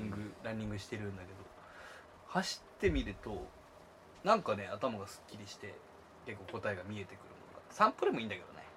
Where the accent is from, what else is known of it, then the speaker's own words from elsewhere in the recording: Kanagawa, Japan; あの地元が湘南の